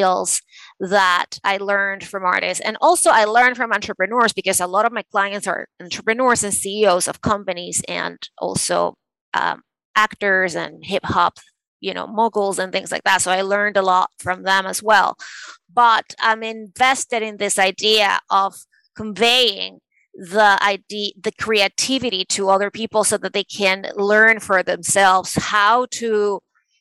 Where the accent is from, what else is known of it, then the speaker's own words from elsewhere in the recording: Venezuela; moved away as an adult; also born or lived in New York City, United States; now in New York, United States; I was born and raised in Venezuela, and I moved to the States to pursue a law degree.